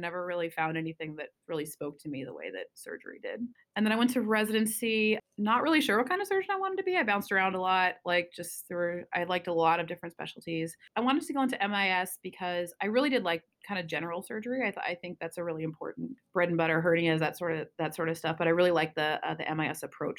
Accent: Spokane, Washington, United States; moved away as an adult; also born or lived in Seattle, United States / New York, United States / Massachusetts, United States; now in Ohio, United States; I grew up in the eastern side of Washington State in a town called Spokane

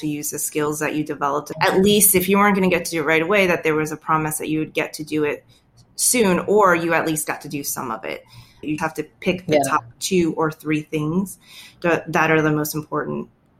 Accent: Maryland, United States; moved away as an adult; also born or lived in Atlanta, Georgia / Ohio; now in Portland, United States; born and raised in Maryland.

